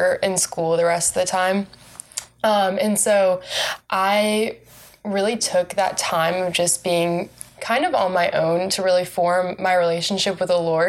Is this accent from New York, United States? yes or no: no; Raleigh, North Carolina, United States; moved away as an adult; now in Waco, United States; I'm from North Carolina. I'm from Raleigh, which I love. I love my hometown